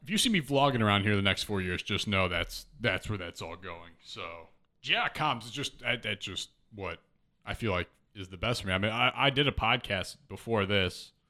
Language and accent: English; Missouri, then Chicago suburbs, Illinois, United States; also born or lived in Kansas City, Missouri; born in Kansas City